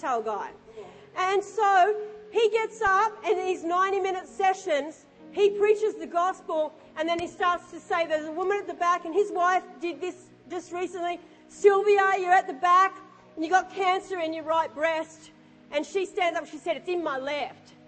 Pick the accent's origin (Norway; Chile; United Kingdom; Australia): Australia; I'm an Aussie and I understand oi